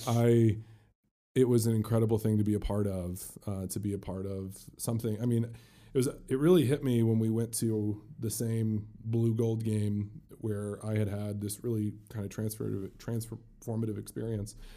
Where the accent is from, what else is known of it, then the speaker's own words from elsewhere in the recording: South Bend, Indiana, United States; also born or lived in Louisville, Kentucky; I mentioned I was born in Kentucky. I moved to South Bend. My parents have a business in South Bend, and, and I grew up just, Notre Dame was the goal in my life